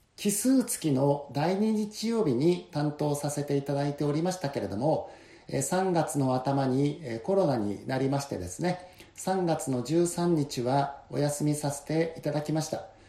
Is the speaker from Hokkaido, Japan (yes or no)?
yes; Kushiro, Hokkaido, Japan; moved away as an adult; also born or lived in Indonesia; この釧路に帰ってきて